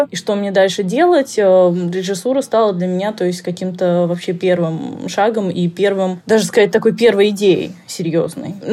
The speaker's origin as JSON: {"language": "Russian", "country": "Slovakia", "tie": "born or raised there", "also_born_or_lived": "Moscow, Russia", "said": "где-то с лет двух-трех мы начали ездить в Словакию, у меня то есть здесь мама работала, потом перебрались вообще."}